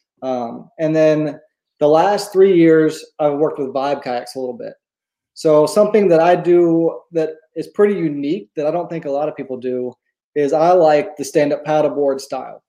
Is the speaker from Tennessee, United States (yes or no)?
yes; East Tennessee, United States; moved away as an adult; also born or lived in Georgia / Tampa, Florida / Corpus Christi, Texas; now in Houston, United States; I was born in Georgia, but grew up in Tennessee, East Tennessee.